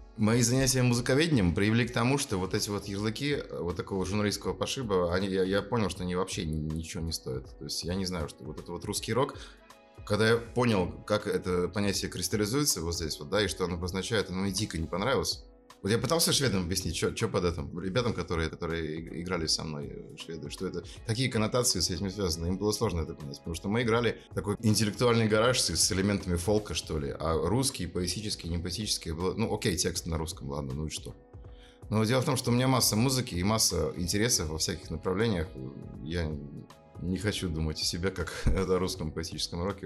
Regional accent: Murmansk, Murmansk Oblast, Russia; moved away as an adult; also born or lived in Lund, Sweden; играть вместе в рок-группе, что в Мурманске, что там, в Швеции, в Лунде

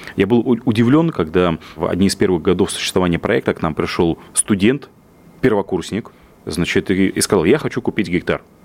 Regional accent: Yaroslavl Oblast, Russia; я вырос в деревне в Ярославской области

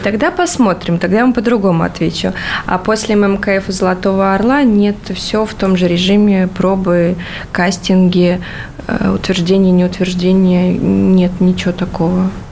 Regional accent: Latvia; moved away; в Латвии у меня там, а, а, откуда я родом

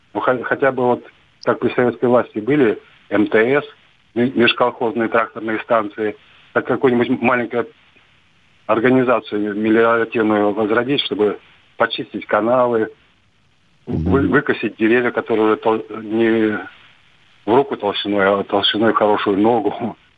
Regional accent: Kimry, Tver Oblast, Russia; now in Moscow, Russia; я звоню из Москвы, но э, там Тверской

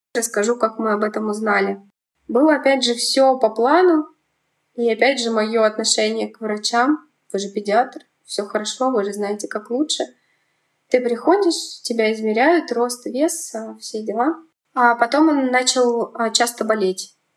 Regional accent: Kemerovo, Kemerovo Oblast, Russia; moved away as an adult; also born or lived in Belovo, Russia; now in Moscow Oblast, Russia; Родилась я в Кемеровской области, в маленьком городе Белово. Потом переехали мы с мамой в Кемерово. В Кемерово пожили, я там закончила школу

